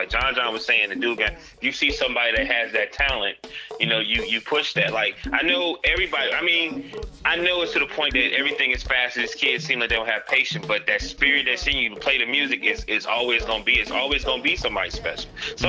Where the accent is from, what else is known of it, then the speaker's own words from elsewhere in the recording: Akron, Ohio, United States; I'm from Akron, Ohio.